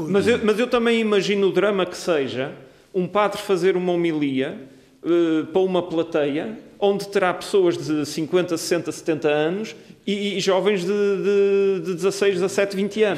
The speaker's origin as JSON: {"language": "Portuguese", "country": "Portugal", "said": "nós somos portugueses, partilhamos a mesma língua"}